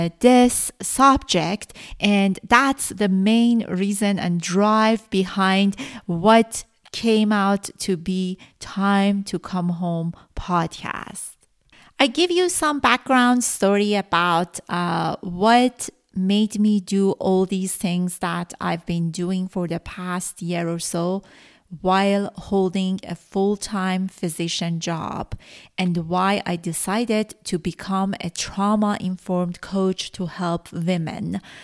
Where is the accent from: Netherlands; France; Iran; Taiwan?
Iran; first language Persian; English is a second language; Farsi is my mother language, and by now I have 35 episodes out.